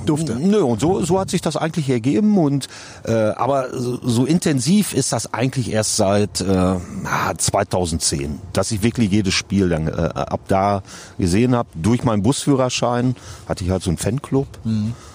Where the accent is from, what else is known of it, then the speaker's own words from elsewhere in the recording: Davensberg, North Rhine-Westphalia, Germany; Wir beide kommen aus Davensberg im schönen Münsterland